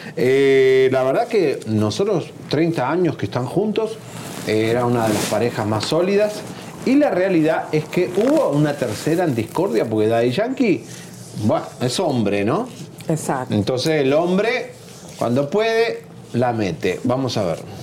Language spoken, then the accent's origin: Spanish; Argentina; a mí como argentino